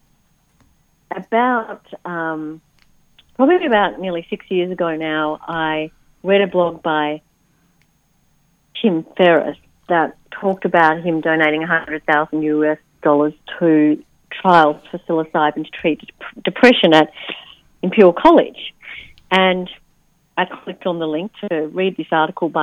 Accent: Netherlands; I was born in the Netherlands

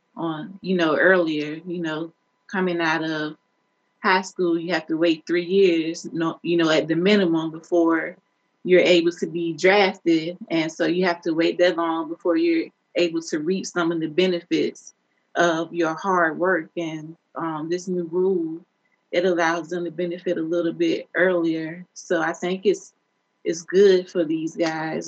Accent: Newport News, Virginia, United States; growing up in downtown Newport News

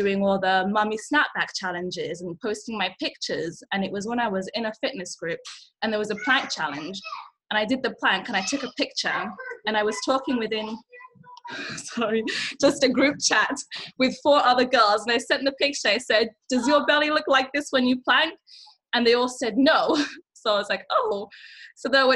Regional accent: England, United Kingdom; English is a second language; moved away as an adult; also born or lived in Nigeria; now in Yellowknife, Canada; I moved to England when I was 5. So I was I didn't speak English. I was straight out of Nigeria, put in an English school in the city I lived in.

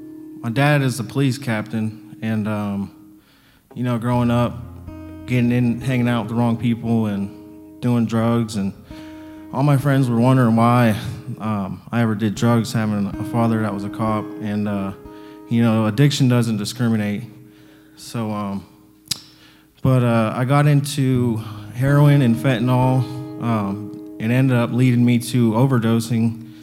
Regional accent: Warren, Ohio, United States; I am from Warren, Ohio, and I'm 34 years old.

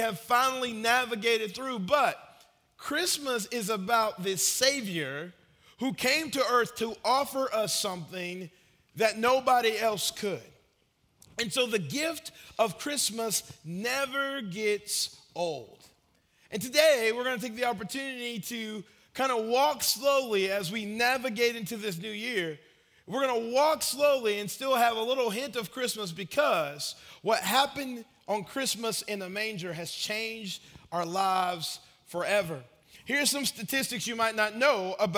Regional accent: Marietta, Georgia, United States; now in Murfreesboro, United States; When I was growing up in Marietta, Georgia

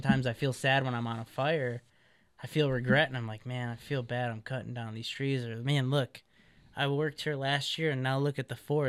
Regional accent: Midwest, United States; You know, she's from the Midwest. I'm from the Midwest, and now we're on the West Coast.

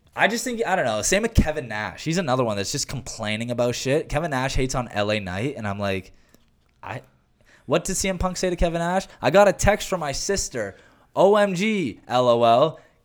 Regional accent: Canada; I'm Canadian

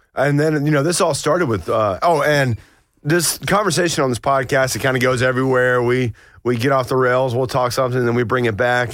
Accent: Blairsville, Georgia, United States; I grew up in North Georgia, in Blairsville

